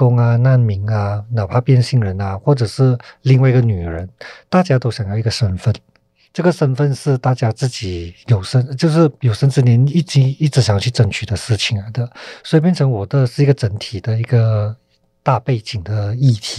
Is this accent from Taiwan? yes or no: no; Malaysia; 那我就我就想要做我我我自己在这片土地长大的关于人的事情。所以在二零一四年，我就叫了一个叫《分贝人生》的题材来金马创投嘛。所以从那时候开始，我就很笃定的说，我想做。我接下来有机会做的话，我都想说马来西亚这一片土地上面人的故事。